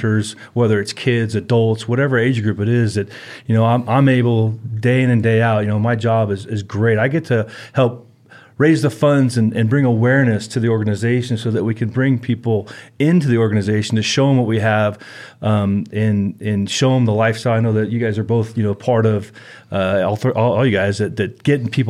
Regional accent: California, United States; I grew up in California, obviously been a hunter since I was about 12 years

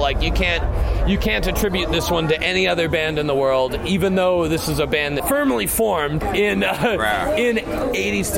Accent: Los Angeles, California, United States; We live like an hour away. We're from Los Angeles

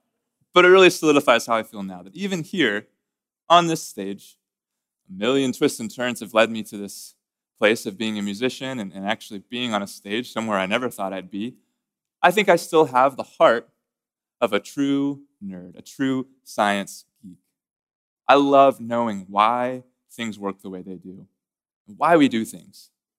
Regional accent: Corpus Christi, Texas, United States; And I grew up in the Methodist Church. I grew up in Corpus Christi, Texas, at a little Methodist church called Asbury United Methodist Church.

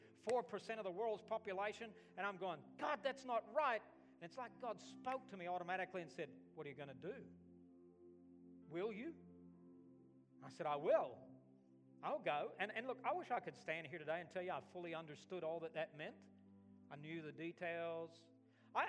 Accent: Alabama, United States; moved away as an adult; also born or lived in Australia; I was from Alabama

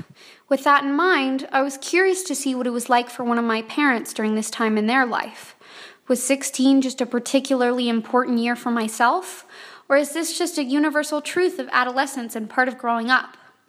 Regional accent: Los Angeles, California, United States; I was between my sophomore and junior years in high school, and I grew up in Los Angeles, California.

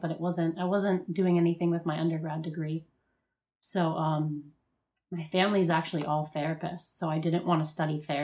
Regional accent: Miami, Florida, United States; moved away as an adult; also born or lived in New Orleans; I'm from Miami, so we were going to clubs, partying. I was in high school.

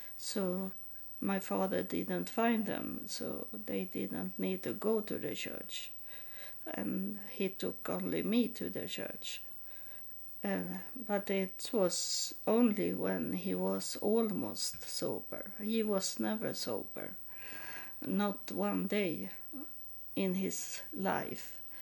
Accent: Sweden; first language Swedish; English is a second language; also born or lived in Texas, United States; as I grew up in Sweden

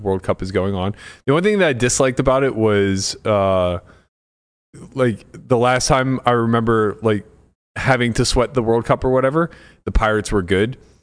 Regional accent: United States; I'm American. I'm a quarter Italian, quarter Slovak.

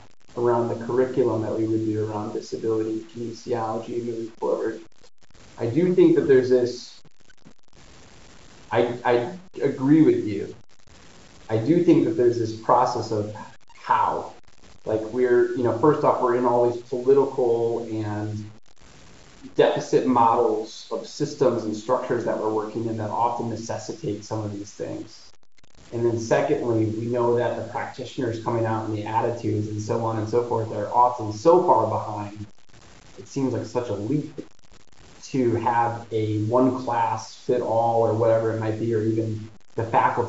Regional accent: Detroit, Michigan, United States; I grew up in Detroit, which is 10 minutes from Windsor

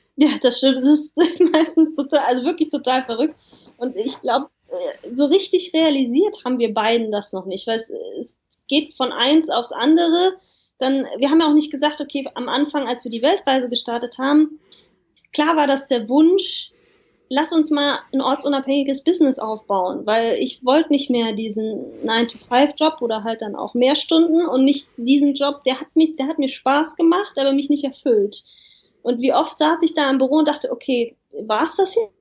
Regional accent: Germany; bei uns in Deutschland

